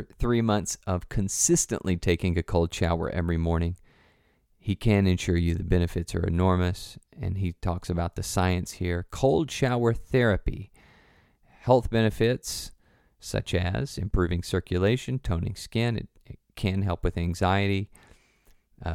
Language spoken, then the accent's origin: English; Tennessee, United States; For me, I grew up in the South, good old Tennessee, and there are, you know, we got bad words.